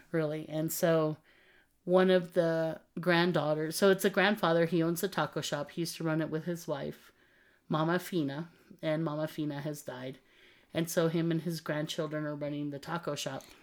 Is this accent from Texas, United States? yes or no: yes; Texas border of Mexico, United States; we grew up um, in the Texas border of Mexico.